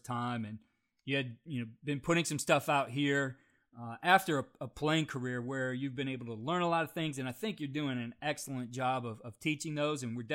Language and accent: English; Ohio, United States; So now I am from Ohio